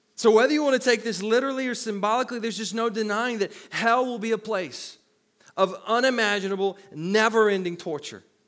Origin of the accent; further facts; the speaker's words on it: the Bible Belt, United States; where I grew up in the Bible Belt, we didn't believe in wine